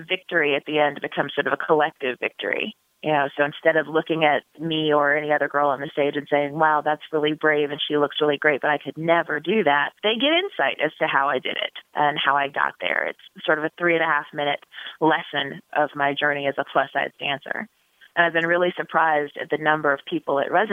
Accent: Topeka, Kansas, United States; now in Chicago, United States; my hometown in Topeka, Kansas

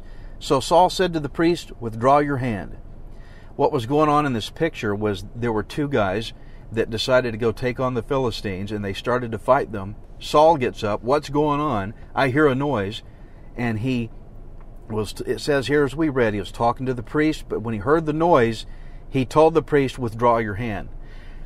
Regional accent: Texas, United States; I'm as Texan as it gets. I'm a redneck pastor, so my pronunciation may not be right

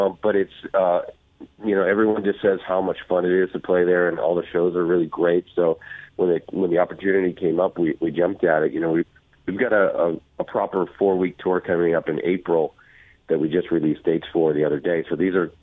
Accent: East Coast, United States; now in California, United States; I grew up on the East Coast

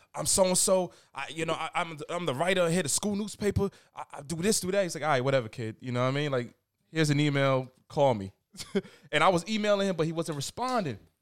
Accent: New York City, New York, United States; Jamaica Queens. Born

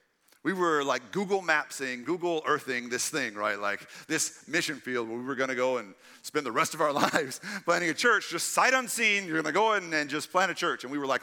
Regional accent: Texas, United States; And I knew the 713 area code because I grew up in East Texas. I knew it was Houston.

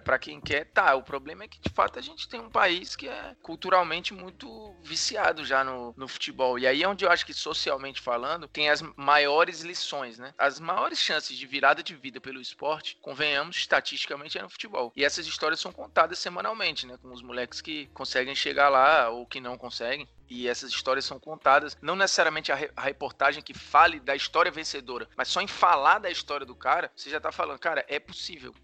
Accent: Fortaleza, Ceará, Brazil; moved away; eu venho de Fortaleza. Eu nunca tive contato com o handball na minha escola

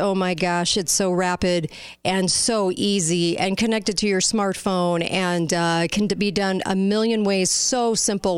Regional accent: California, United States; now in Utah, United States; I'm from California, but I live here.

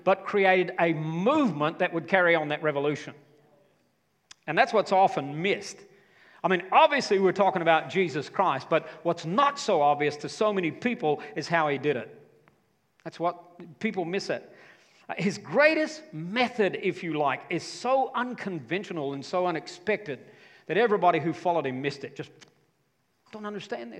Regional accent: United States; in my home state

